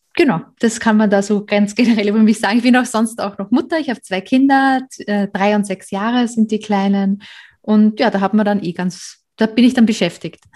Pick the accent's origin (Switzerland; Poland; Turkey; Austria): Austria; moved away as an adult; now in Germany; Ursprünglich komme ich aus Österreich